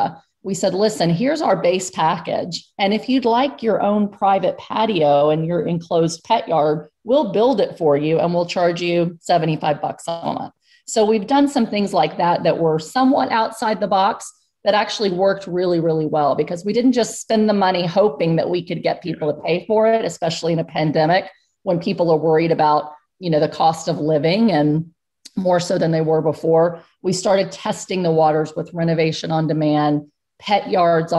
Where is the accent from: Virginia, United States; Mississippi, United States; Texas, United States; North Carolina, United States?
Texas, United States; now in Pennsylvania, United States; I'm from Texas